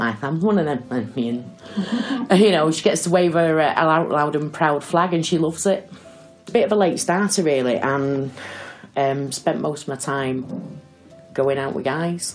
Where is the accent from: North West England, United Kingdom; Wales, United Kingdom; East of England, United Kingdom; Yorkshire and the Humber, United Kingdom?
North West England, United Kingdom; Salford; I'm from Salford, lived in Salford all my life, originally a Winton girl.